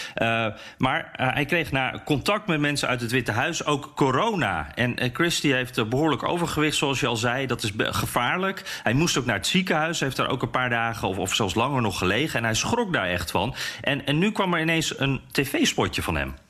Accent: Netherlands; now in United States; als Nederlander in Amerika

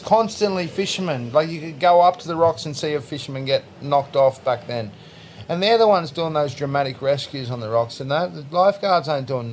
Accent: Sydney, New South Wales, Australia; Lexo. That's my hometown of where I grew up.

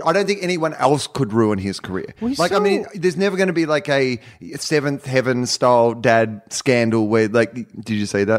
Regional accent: California, United States; from Marin.

